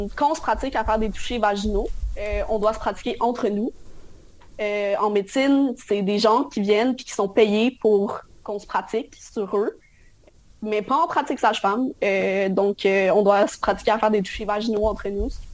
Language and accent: French; France; now in Quebec, Canada; je viens de France